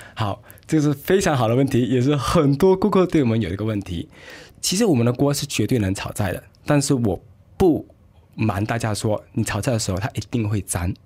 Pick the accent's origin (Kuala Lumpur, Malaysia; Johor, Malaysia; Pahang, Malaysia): Johor, Malaysia; Johor Bahru; also born or lived in United Kingdom / Singapore; 我是来自柔佛新山的